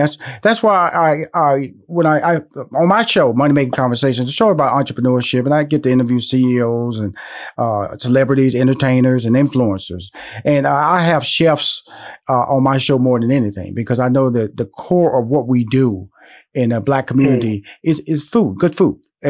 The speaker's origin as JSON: {"language": "English", "town": "Houston", "region": "Texas", "country": "United States", "said": "And then, I'm from Houston, Texas."}